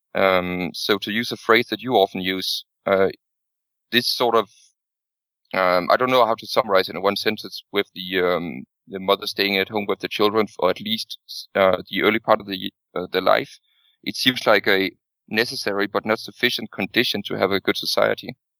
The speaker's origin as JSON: {"language": "English", "country": "Denmark", "said": "I come from Denmark"}